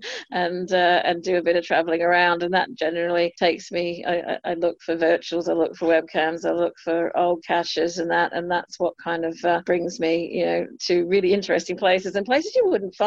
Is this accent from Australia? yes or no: yes; Australia; now in United Kingdom; being an Australian